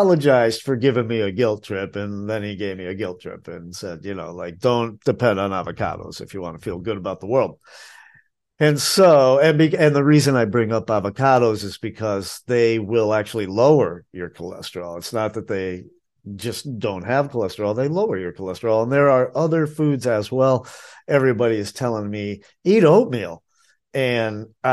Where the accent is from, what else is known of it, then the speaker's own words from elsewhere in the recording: New England, United States; now in Asheville, United States; I'm from New England